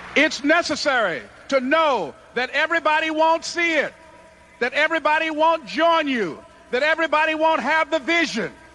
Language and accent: English; Miami, Florida, United States; born or raised there